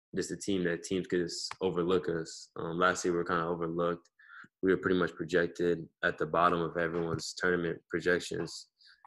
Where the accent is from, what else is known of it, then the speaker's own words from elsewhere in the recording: Chicago, Illinois, United States; moved away; also born or lived in Los Angeles; I'm really from, like, Chicago.